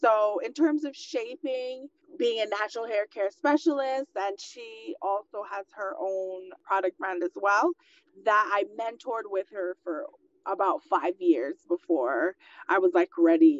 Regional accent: Guyana; I was born in Guyana in South America and was raised in a family of entrepreneurs

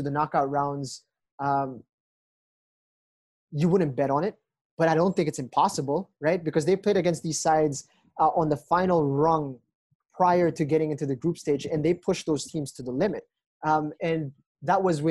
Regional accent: Philippines; as a Filipino football fan

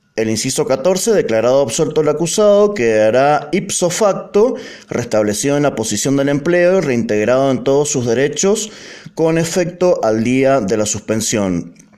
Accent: Mendoza, Argentina; como mendocinos

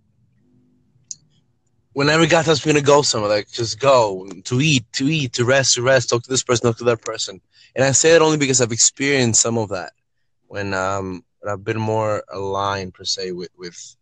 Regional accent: Peru; now in New York, United States; I currently live in New York, but I was born in Peru.

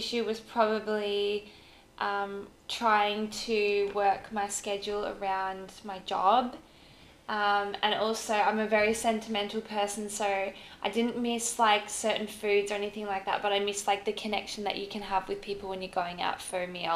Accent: Mansfield, Victoria, Australia; now in Torquay, Australia; I grew up in Mansfield. I now live in Torquay.

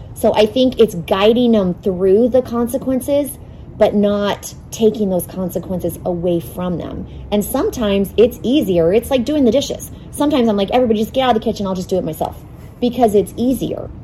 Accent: Phoenix, Arizona, United States; I grew up in North Phoenix, fifth generation Arizona native

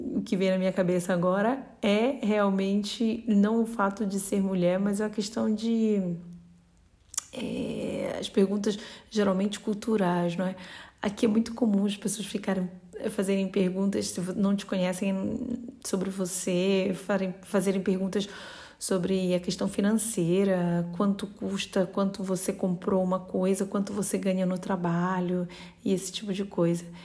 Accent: North Region, Brazil; now in Bologna, Italy; no norte do Brasil, de onde eu venho

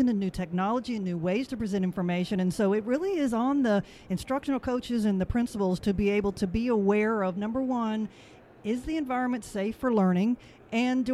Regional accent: Dade City, Florida, United States; now in Nashville, United States; I actually grew up right down the road in Dade City, so it's nice to be back near my stomping ground.

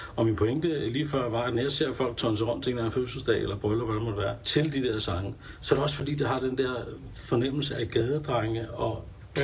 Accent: Denmark

